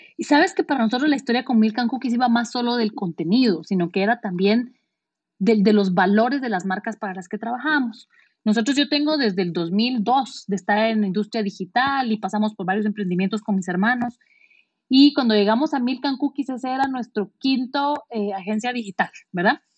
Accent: Guatemala; si yo había nacido en Guatemala

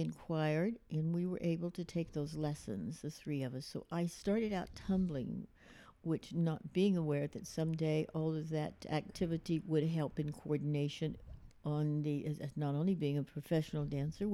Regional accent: Fort Worth, Texas, United States; I'm from Fort Worth, Texas

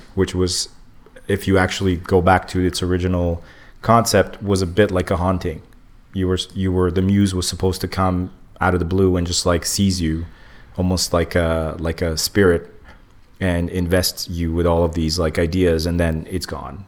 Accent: Montreal, Quebec, Canada; I came here as a kid, but I wasn't born here but I was raised in Montreal

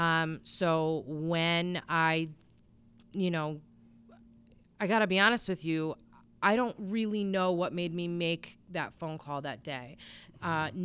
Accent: Bristol, Connecticut, United States; I'm from Bristol

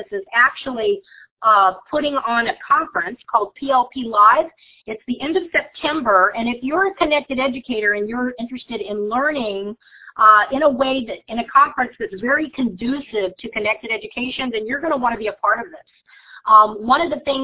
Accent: Virginia Beach, Virginia, United States; from Virginia Beach

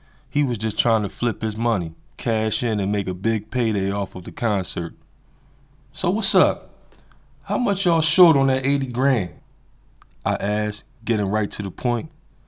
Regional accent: Atlanta, Georgia, United States; which was about 5.5 hours away from my hometown of Atlanta, Georgia.

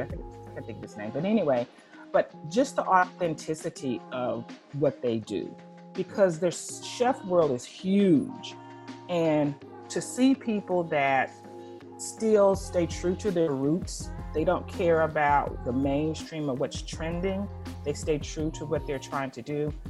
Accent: North Louisiana, United States; moved away; also born or lived in Houston, Texas; I'm from Louisiana, but I went to Houston early. I lived there for a lot of years

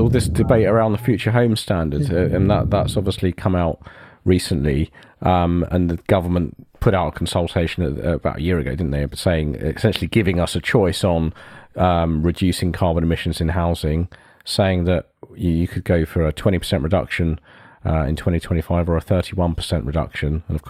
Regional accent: Ilford, London, United Kingdom; I grew up around Ilford, so although I've spent the last 30 odd years losing the accent, that was where I come from.

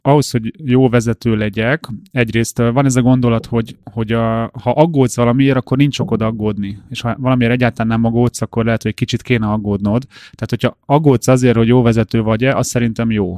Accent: Hungary; mi magyarok

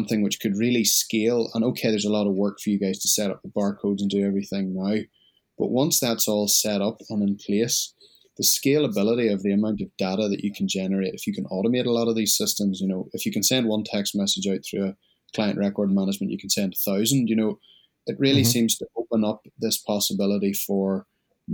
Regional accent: Australia; being an Australian citizen

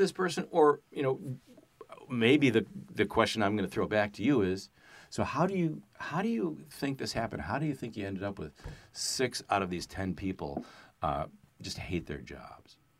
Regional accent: Chicago, Illinois, United States; I'm from Chicago

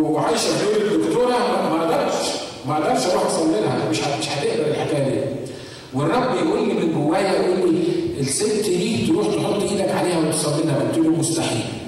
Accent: Egypt; now in United States; عندنا في مصر

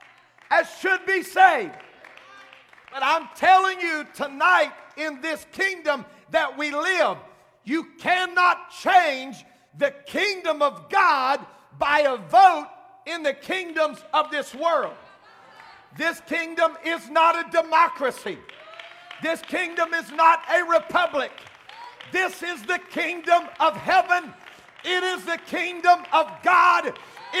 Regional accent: United States; I am an American from the top of my head to the soles of my feet

